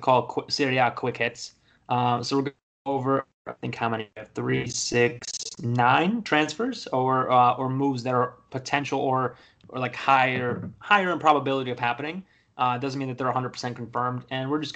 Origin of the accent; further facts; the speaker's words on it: Poland; now in United States; I live in the States, but everybody knows I'm from Poland